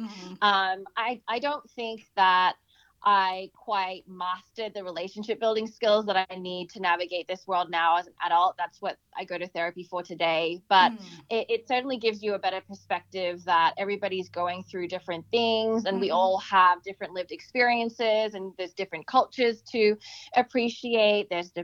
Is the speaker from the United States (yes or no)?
no; Australia; growing up in Australia and then, you know, having that experience of bullying